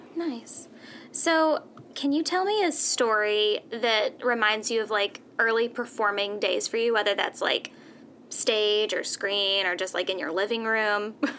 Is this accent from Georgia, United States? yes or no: yes; Georgia, United States; I grew up in Georgia